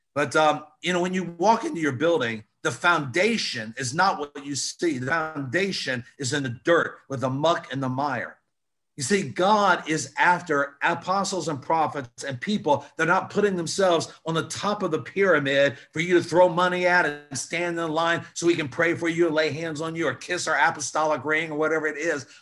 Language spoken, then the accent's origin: English; Newport News, Virginia, United States; growing up in Newport News, Hampton, Virginia